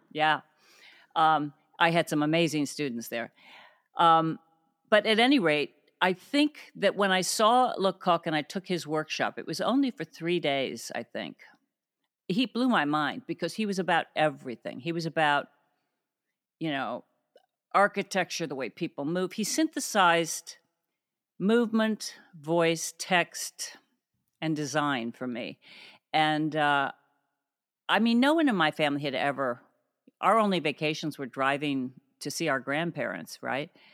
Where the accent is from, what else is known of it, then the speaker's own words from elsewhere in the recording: Cuyahoga Falls, Ohio, United States; moved away; also born or lived in Akron, Ohio; I grew up mainly in Cuyahoga Falls